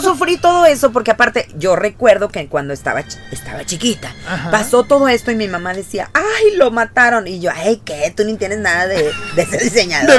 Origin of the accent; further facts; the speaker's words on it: Mexico; como mexicanos